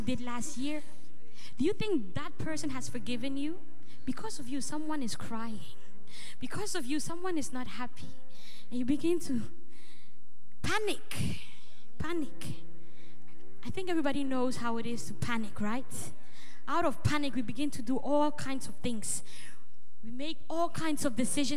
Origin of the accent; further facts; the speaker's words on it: Ghana; now in Netherlands; where I originally come from, I come from Ghana